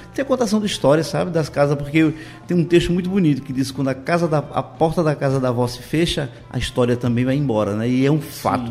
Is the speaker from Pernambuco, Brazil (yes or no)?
yes; Moreno, Pernambuco, Brazil; eu sou natural de Moreno